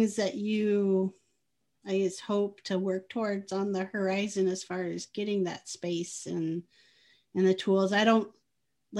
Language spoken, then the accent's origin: English; Midwest, United States; moved away as an adult; also born or lived in California; I'm in the Midwest now and grew up in the Midwest